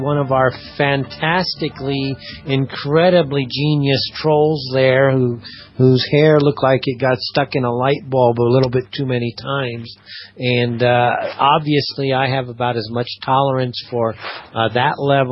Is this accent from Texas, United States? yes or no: no; Los Angeles, California, United States; moved away as an adult; now in Amman, Jordan; weather-wise kind of like Los Angeles, so it kind of feels like home, which is where I'm from.